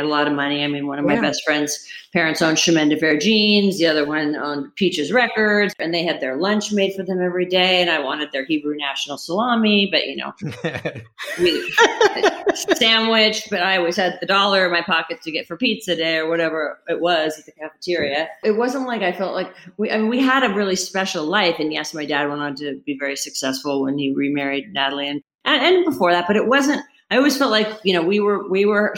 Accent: Beverly Hills, California, United States; now in Ojai, United States; I grew up in Beverly

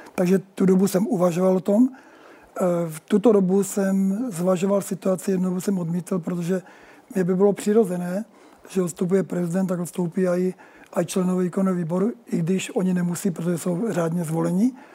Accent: Moravia, Czechia; Já jsem, já jsem Čech. Eh, žijící na Moravě, já jsem Moravák

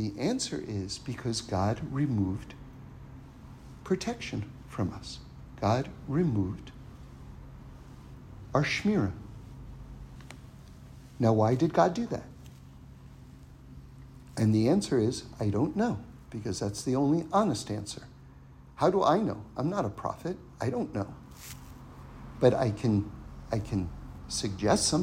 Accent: New York City, New York, United States; Now, I grew up in New York City.

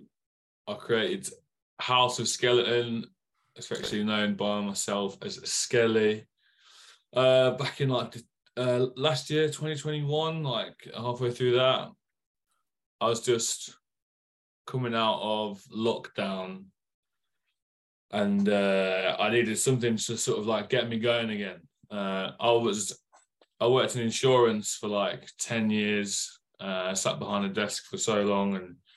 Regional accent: Leicester, East Midlands, United Kingdom; moved away; I'm not. I'm from Leicester. I'm from Midland. And cool. But I moved down here a few years ago.

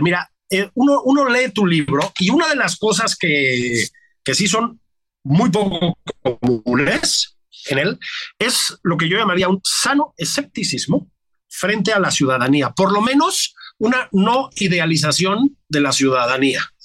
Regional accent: Mexico; somos mexicanos

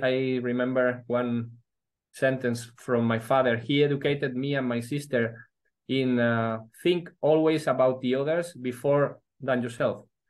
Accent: Madrid, Community of Madrid, Spain; also born or lived in Vigo, Galicia / Edinburgh / Oxford / New Delhi; when I was five years old, my father once was uh, moved to Madrid he was a human resources director of uh, Carrefour uh, for Spain and Portugal. And then, yeah, uh, I lived most of my life in Madrid

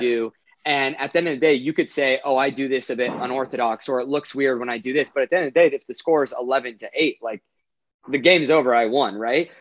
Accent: Orange County, California, United States; I grew up in Orange County, which is fairly close to Los Angeles.

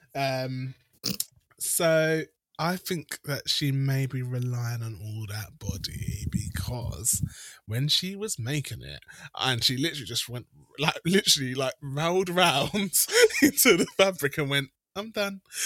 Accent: United Kingdom; I'm British.

